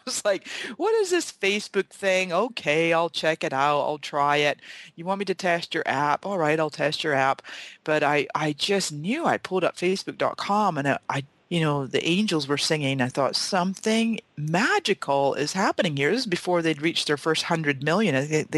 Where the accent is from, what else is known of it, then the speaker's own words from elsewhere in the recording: Scotland, United Kingdom; also born or lived in Canada; now in San Diego, United States; You know, I was born in Canada to Scottish parents. My parents are 100% Scottish. And when I was 12, my dad went back to Scotland with my sisters and I. And I lived in Scotland for the next 20 years.